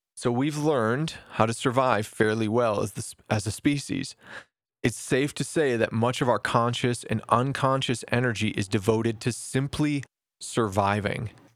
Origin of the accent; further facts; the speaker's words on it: United States; As an American